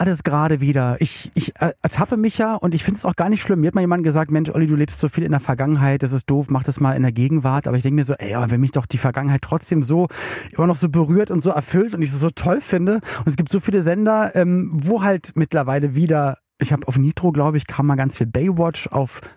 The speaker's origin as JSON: {"language": "German", "region": "Berlin", "country": "Germany", "tie": "born or raised there", "said": "ich komme komm ja aus Berlin"}